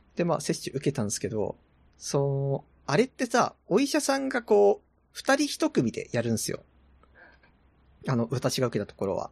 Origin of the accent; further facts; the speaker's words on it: Tohoku, Japan; now in Tokyo, Japan; 私は東北出身